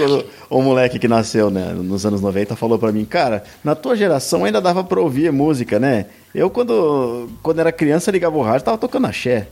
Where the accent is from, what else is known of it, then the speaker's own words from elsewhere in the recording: São Paulo, Brazil; eu nasci em São Paulo. Cara, eu nasci com milhões de pessoas aqui